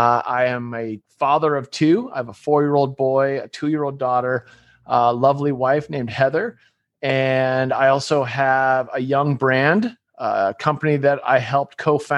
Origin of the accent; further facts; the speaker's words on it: Massachusetts, United States; moved away as an adult; also born or lived in Utah; now in San Diego, United States; my best friend growing up in Massachusetts was a guy named Glenn Bub Doherty. Glenn and I moved out to Utah together to be ski bums together. We were both turning 25, living in the mountains of Utah out at Snowbird.